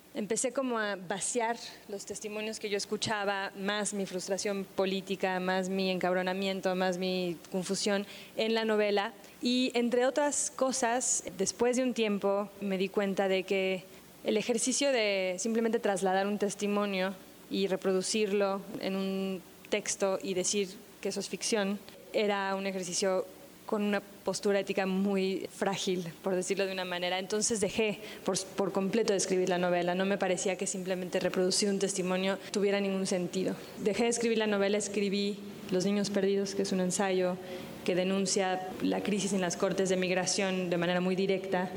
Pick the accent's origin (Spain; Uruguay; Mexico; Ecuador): Mexico; Cuando decía México